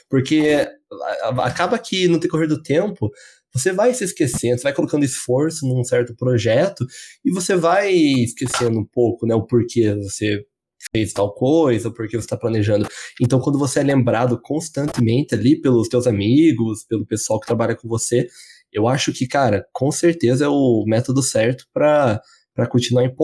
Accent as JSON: {"language": "Portuguese", "town": "Curitiba", "region": "Paraná", "country": "Brazil", "said": "Eu tenho 24. É, sou de Curitiba, então, 24 anos."}